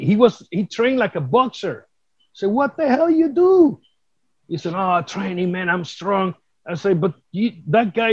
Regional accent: Vega Alta, Puerto Rico; English is a second language; I was inducted here in Puerto Rico for the my hometown Vega Alta to the Sports Hall of Fame

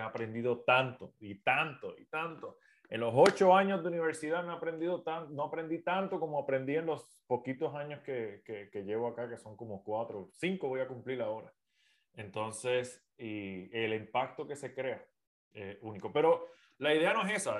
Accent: Puerto Rico; now in United States; Soy de Puerto Rico, vivo en los Estados Unidos en estos momentos

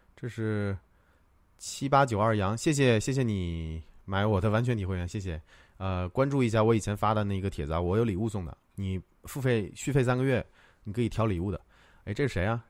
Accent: Tianjin, China; 我老家也是天津的

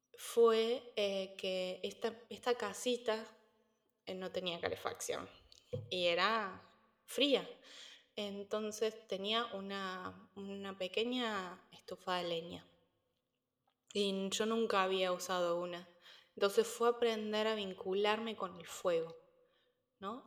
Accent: Córdoba, Argentina; moved away as an adult; also born or lived in Buenos Aires, Argentina / Spain; now in United States; Yo no soy de Buenos Aires, yo soy de Córdoba, en el centro del país, entonces también a los 17 años me fui de la ciudad

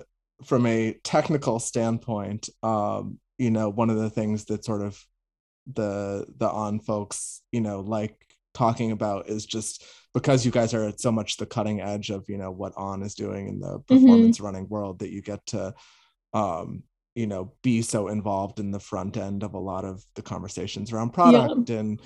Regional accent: Boston, Massachusetts, United States; moved away as an adult; I grew up in Boston

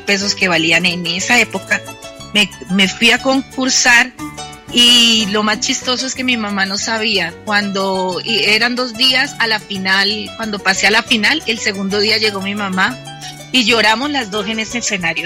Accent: Cumaral, Meta, Colombia; en el llano, en mi pueblo que es Cumaral

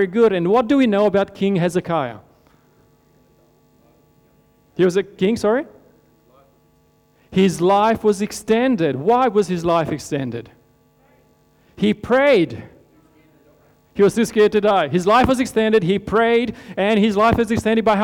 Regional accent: Romania; moved away; I grew up in Romania in Europe.

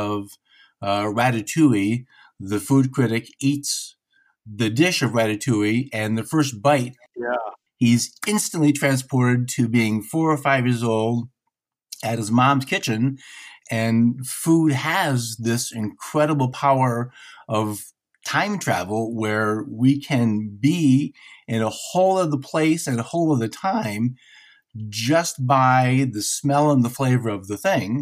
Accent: Detroit, Michigan, United States; I'm from Detroit

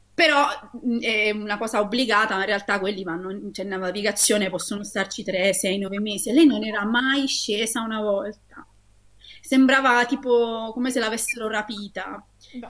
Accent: Taranto, Apulia, Italy; io che sono nata e cresciuta a Taranto

